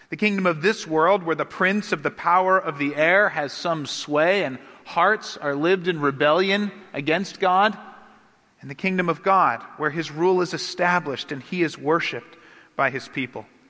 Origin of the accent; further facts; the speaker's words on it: United States; I'm an American.